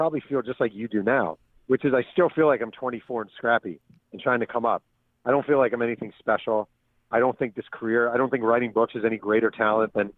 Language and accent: English; Mahopac, New York, United States; When I was a kid growing up in Mayo Pack